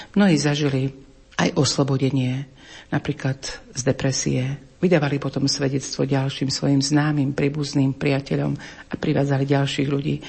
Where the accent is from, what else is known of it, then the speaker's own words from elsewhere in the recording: Slovakia; moved away as an adult; now in Karaganda, Kazakhstan; že nie, že zo Slovenska